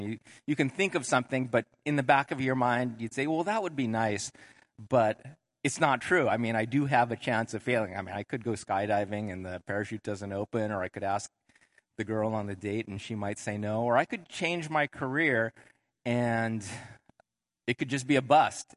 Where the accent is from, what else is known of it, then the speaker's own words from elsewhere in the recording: Southern California, United States; moved away; we moved back to where I grew up down in Southern California